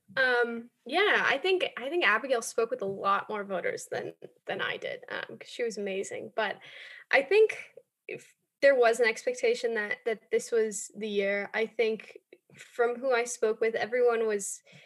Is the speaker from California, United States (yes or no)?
yes; Los Angeles, California, United States; moved away as an adult; also born or lived in Boston, Massachusetts; I grew up in Los Angeles